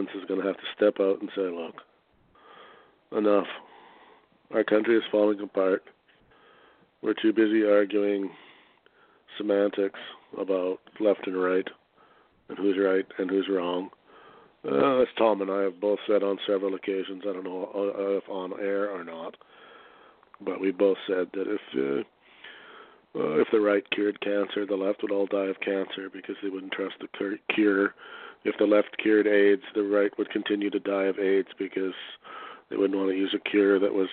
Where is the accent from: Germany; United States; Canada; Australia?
Canada; I'm a Canadian